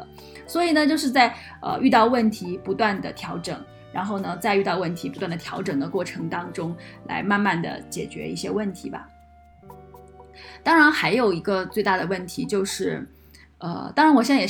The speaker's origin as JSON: {"language": "Chinese", "country": "China", "said": "口音还是很不一样，因为我是从大陆来的嘛，然后他是从台湾来的。"}